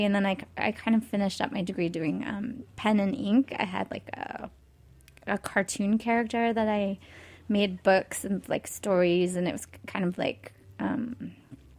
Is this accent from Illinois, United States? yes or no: no; San Diego, California, United States; I grew up in San Diego, California.